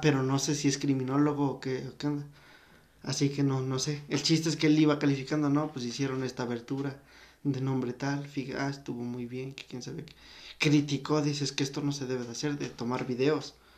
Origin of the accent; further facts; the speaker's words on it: Mexico; somos mexicanos